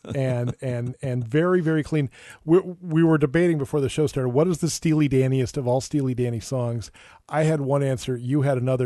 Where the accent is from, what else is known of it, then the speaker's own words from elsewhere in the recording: Minneapolis, Minnesota, United States; I, I, grew up in Minneapolis